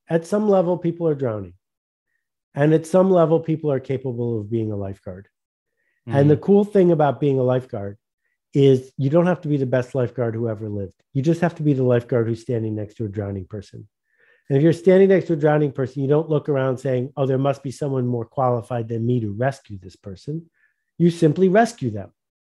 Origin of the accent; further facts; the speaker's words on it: Buffalo, New York, United States; So, you know, I grew up near Buffalo, New York, and that was the home of Fisher Price